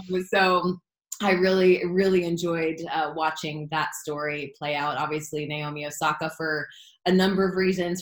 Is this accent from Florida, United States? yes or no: yes; South Florida, United States; Growing up in South Florida